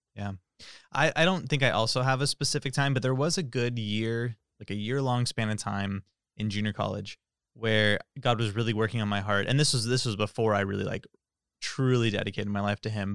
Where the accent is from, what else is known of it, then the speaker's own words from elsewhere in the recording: Tracy, California, United States; I'm from Tracy